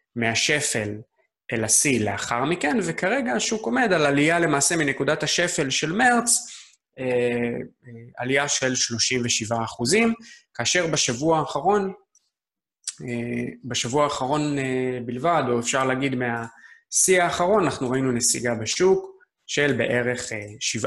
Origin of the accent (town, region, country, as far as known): Israel